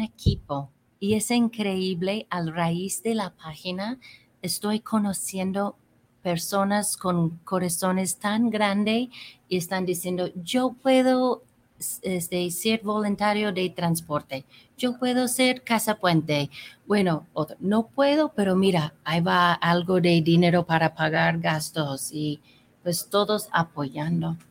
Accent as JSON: {"language": "Spanish", "region": "California", "country": "United States", "also_born_or_lived": "Mexico", "moved": "as an adult", "lives_now": "Guadalajara, Mexico", "said": "pues soy de California y tengo 32 años viviendo aquí en México"}